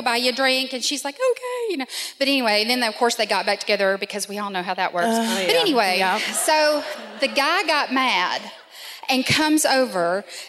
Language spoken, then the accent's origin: English; Nashville, Tennessee, United States; Actually, here in Nashville.